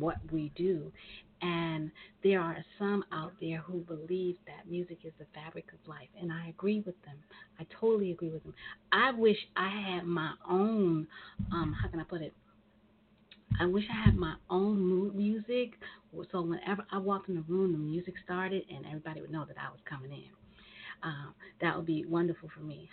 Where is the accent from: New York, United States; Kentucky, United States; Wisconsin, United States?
New York, United States; when I was growing up in New York